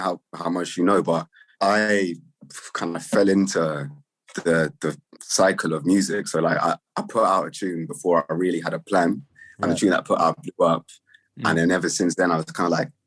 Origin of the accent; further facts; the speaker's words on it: London, United Kingdom; also born or lived in Finsbury Park, London; I'm from Grove. I live in Finsbury Park now.